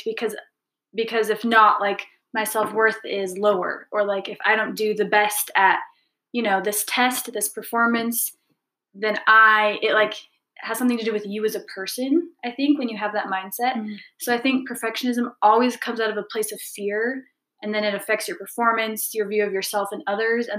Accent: Utah, United States; also born or lived in Brazil / London / Paris / Dublin; born and raised in Utah. So I've lived here most of my life.

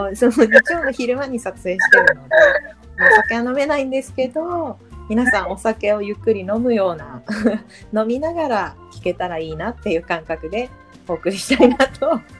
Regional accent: Hokkaido, Japan; now in Tokyo, Japan; 出身は北海道です

